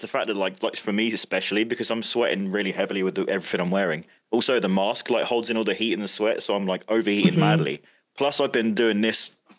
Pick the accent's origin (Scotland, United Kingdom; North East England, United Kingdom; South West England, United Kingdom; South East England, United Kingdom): South West England, United Kingdom; Bournemouth; I'm from the United Kingdom, all the way from the south by the beach in a place called Bournemouth.